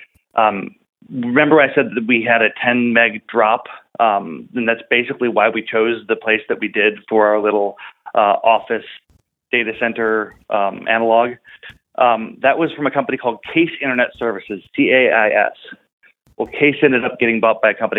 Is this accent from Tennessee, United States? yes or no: no; Buffalo, New York, United States; I grew up in Western New York, near Buffalo, New York